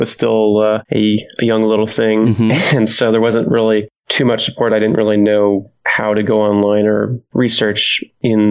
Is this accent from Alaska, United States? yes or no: no; Hayward, California, United States; I'm born and raised in a small town called Hayward